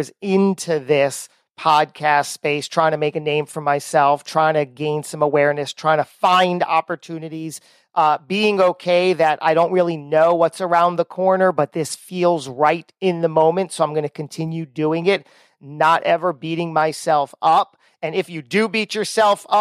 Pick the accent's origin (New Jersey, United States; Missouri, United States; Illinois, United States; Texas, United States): New Jersey, United States; We're both from Jersey